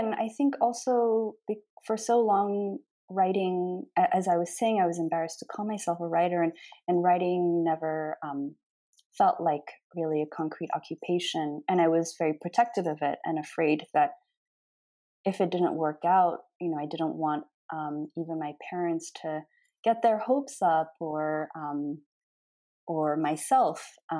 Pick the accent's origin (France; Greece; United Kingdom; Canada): France; also born or lived in Australia; now in United States; So I'm half Japanese and half French, and I was raised in France and Australia and have lived in the US since 2007.